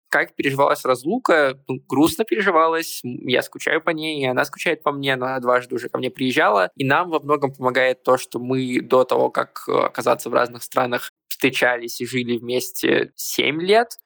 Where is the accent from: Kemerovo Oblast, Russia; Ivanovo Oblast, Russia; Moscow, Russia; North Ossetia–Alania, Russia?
North Ossetia–Alania, Russia; Vladikavkaz; now in Georgia; я родился в Владикавказе